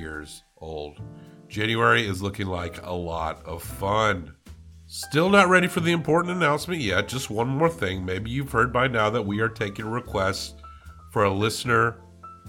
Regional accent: the South, United States; I'm from the South

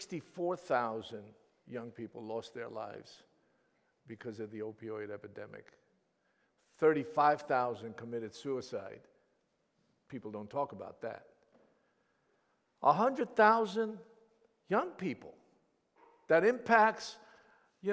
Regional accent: Thessaloniki, Central Macedonia, Greece; first language Greek; English is a second language; I was born in the city of Thessaloniki

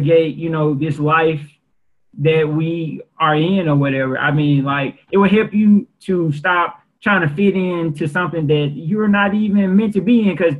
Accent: the South, United States; accent: southern; now in Birmingham, United States; my accent is super thick

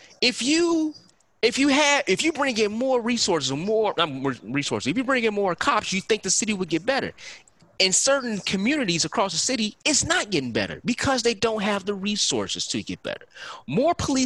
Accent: Chicago, Illinois, United States; Growing up in Chicago

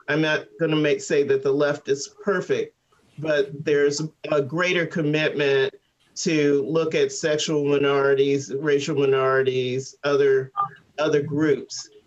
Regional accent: St. Louis, Missouri, United States; I grew up in St. Louis

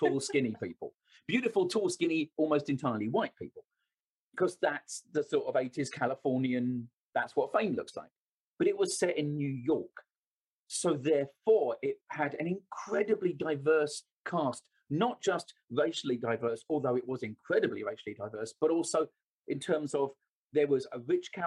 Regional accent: London, United Kingdom; I was born and raised in London

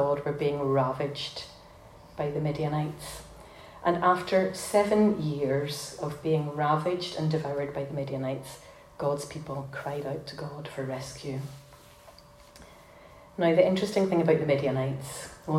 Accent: Belfast, Northern Ireland, United Kingdom; moved away as an adult; I was born in North Belfast, very close to the Peace Line.

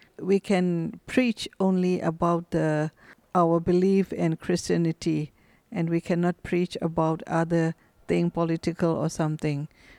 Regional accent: Myanmar; Yes, I was born in Myanmar.

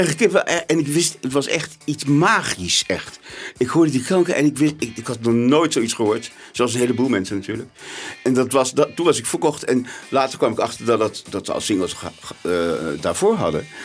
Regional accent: South Africa; born there; also born or lived in Netherlands / Germany; ik ben in Zuid-Afrika geboren, heel kort. Eh, toen in Nederland verhuisd, toen in Duitsland. Toen was ik ongeveer zes. Toen ben ik, zijn we teruggegaan naar Zuid-Afrika.

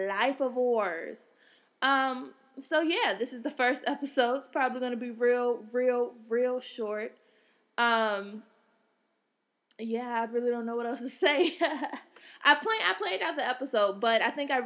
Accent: Atlanta, Georgia, United States; I'm from the Atlantas of Georgia's

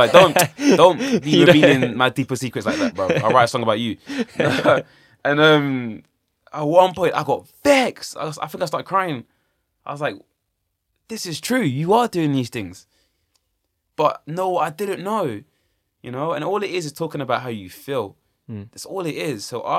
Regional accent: London, United Kingdom; I'm talking about things I want in life and my aspirations as a young Londoner, bruv.

